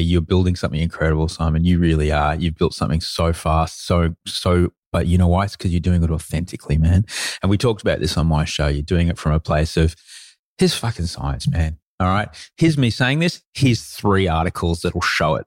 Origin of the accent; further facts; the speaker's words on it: Brisbane, Queensland, Australia; also born or lived in London; I grew up in Brisbane.